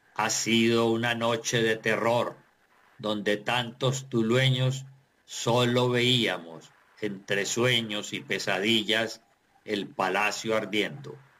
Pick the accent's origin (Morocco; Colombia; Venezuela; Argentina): Colombia; Tuluá, Valle del Cauca